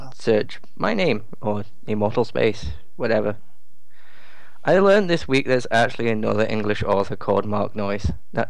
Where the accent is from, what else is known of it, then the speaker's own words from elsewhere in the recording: Canada; me, as a Canadian...